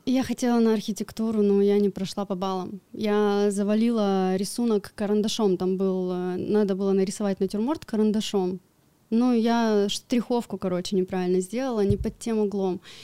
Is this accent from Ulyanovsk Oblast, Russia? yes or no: no; Chunsky, Irkutsk Oblast, Russia; moved away as an adult; also born or lived in Krasnoyarsk; я из э, поселка Чунский, это под Иркутской областью, там за Братском, за Тайшетом, просто вот в самых ебунях. И в 18 лет переехала в Красноярск учиться